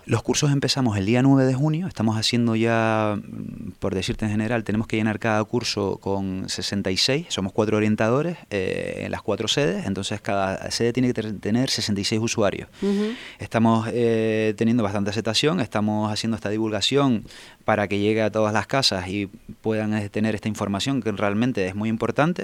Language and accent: Spanish; Tenerife, Canary Islands, Spain; yo soy de Tenerife